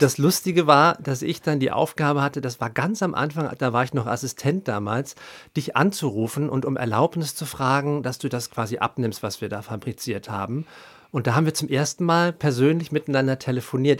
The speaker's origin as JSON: {"language": "German", "town": "Haan", "region": "North Rhine-Westphalia", "country": "Germany", "tie": "born or raised there", "moved": "yes", "lives_now": "Berlin, Germany", "said": "ich bin ja aus dem Rheinland und da, wo ich Abi gemacht habe, das ist so ein kleines Kaff in der Nähe von Düsseldorf im Bergischen Land, Hahn Rheinland mit Doppel-A."}